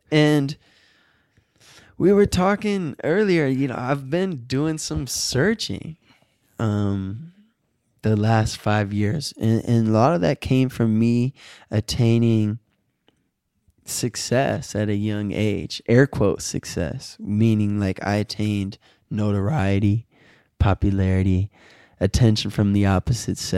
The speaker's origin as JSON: {"language": "English", "town": "Southfield", "region": "Michigan", "country": "United States", "said": "I would never say I'm from Detroit. I would say I'm from Southfield."}